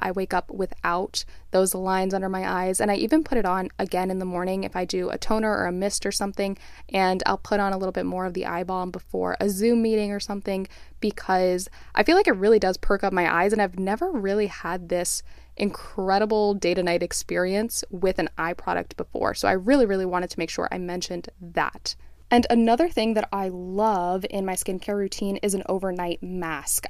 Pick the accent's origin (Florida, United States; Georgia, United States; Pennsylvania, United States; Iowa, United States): Florida, United States; South; moved away; also born or lived in Flagstaff, Arizona; growing up in South Florida